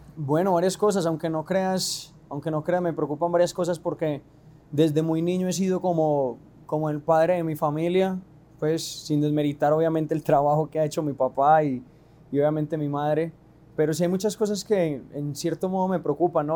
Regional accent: Medellín, Antioquia, Colombia; estamos en, mi tierrita, en Medallo

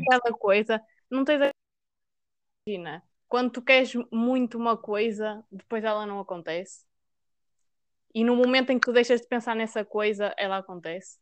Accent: Maia, Norte, Portugal; eu sou da Maia

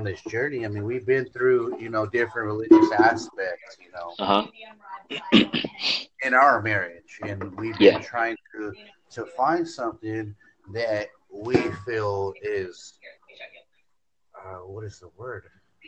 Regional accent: San Diego, California, United States; now in San Bernardino, United States; I'm originally from San Diego, but I stay in San Bernardino right now

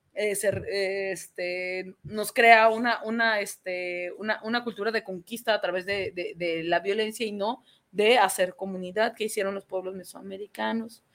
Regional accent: Mexico; nosotros somos mexicanos

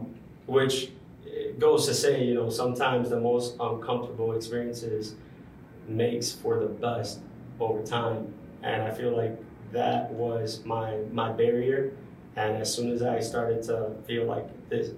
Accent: Dominican Republic; English is a second language; now in Detroit, United States; I had no English classes growing up in the Dominican Republic.

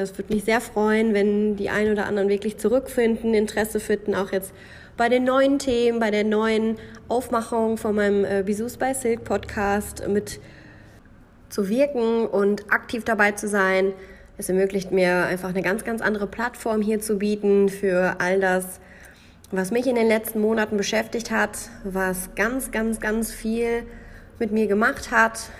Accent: Münsterland, North Rhine-Westphalia, Germany; moved away as an adult; now in Switzerland; das Münsterland noch eine Rolle spielen. Es bleibt nicht aus, es ist meine Heimat

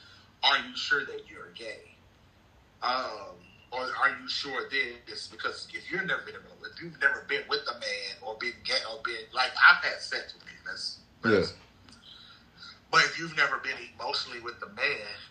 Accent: Mississippi, United States; born or raised there; moved away

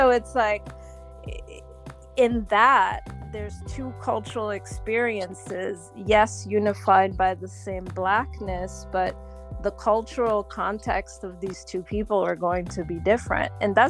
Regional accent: Montreal, Quebec, Canada; also born or lived in Haiti; now in New York, United States; I'm Canadian. I was born in Montreal from Haitian parents. And I've lived in Haiti. I've lived in Montreal, and I'm now living in New York. So I've lived in all three places.

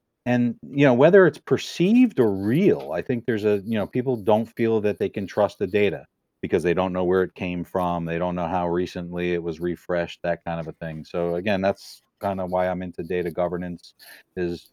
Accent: New Haven, Connecticut, United States; I grew up in New Haven

